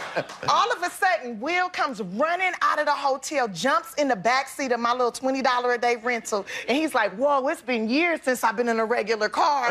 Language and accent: English; Los Angeles, California, United States; I'm from South Central Los Angeles